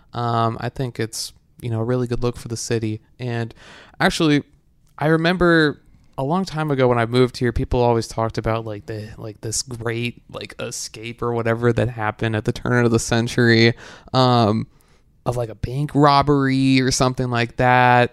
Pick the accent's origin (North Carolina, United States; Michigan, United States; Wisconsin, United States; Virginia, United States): Wisconsin, United States; now in Knoxville, United States; I come from Wisconsin